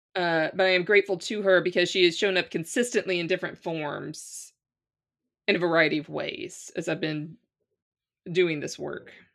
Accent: Louisiana, United States; moved away as an adult; now in Ireland; I'm from Louisiana

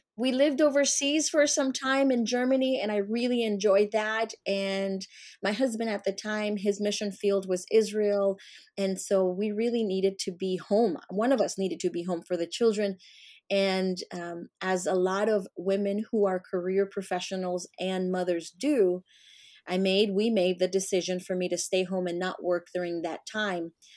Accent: Colombia; also born or lived in the Carolinas; now in United States; I came from South America, from Colombia. I grew up on a coffee farm, and I was raised by my grandmother

